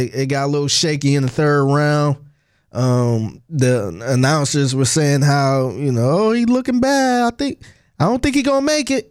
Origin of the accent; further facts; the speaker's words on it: Cleveland, Ohio, United States; moved away as an adult; now in Houston, United States; I'm originally from Cleveland, Ohio.